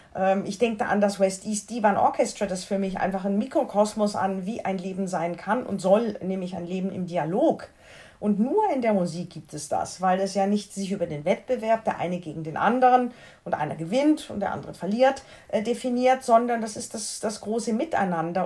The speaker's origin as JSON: {"language": "German", "area": "foot of the Black Forest", "region": "Baden-Württemberg", "country": "Germany", "tie": "born or raised there", "said": "Ich bin ja am Fuße des Schwarzwaldes aufgewachsen."}